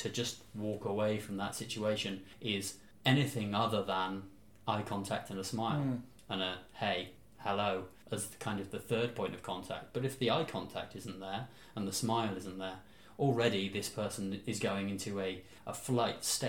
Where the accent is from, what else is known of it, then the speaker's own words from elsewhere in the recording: Bristol, South West England, United Kingdom; moved away; I come from Bristol in the UK